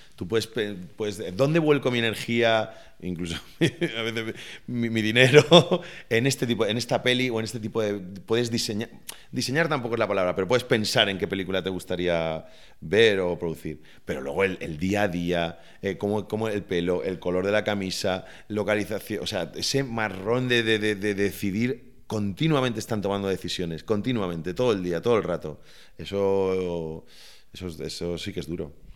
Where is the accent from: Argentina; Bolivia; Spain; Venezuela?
Spain; Valencian Community; ese carácter festivo de, los valencianos y, mío en particular